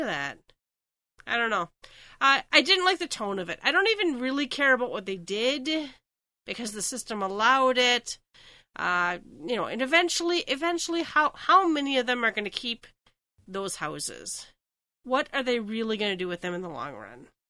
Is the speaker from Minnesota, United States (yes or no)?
yes; Minnesota, United States; I'm from Minnesota, so land of ice castles